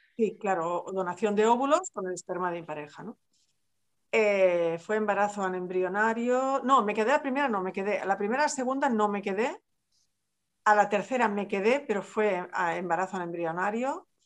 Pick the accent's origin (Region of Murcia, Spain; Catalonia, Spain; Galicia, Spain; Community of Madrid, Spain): Catalonia, Spain; Barcelona; yo soy de Barcelona, soy catalana